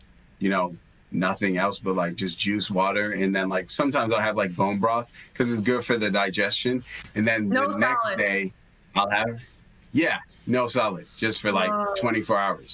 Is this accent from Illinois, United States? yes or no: yes; Chicago, Illinois, United States; I'm born and raised Chicago